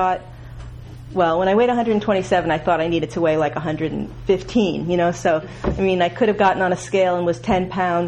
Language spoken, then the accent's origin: English; United States; also born or lived in New York / Massachusetts; I grew up in New York and Massachusetts